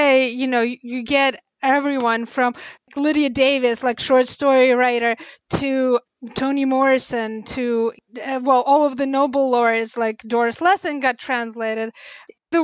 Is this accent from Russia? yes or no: yes; Russia; now in United States; I grew up in Russia